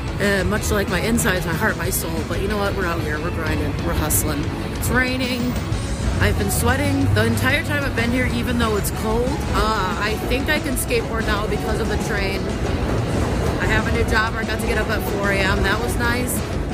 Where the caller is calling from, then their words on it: Brooklyn, New York, United States; I'm checking in from Brooklyn, New York, with the weather update.